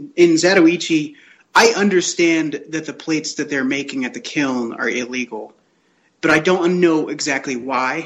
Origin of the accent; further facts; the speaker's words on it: United States; I'm an American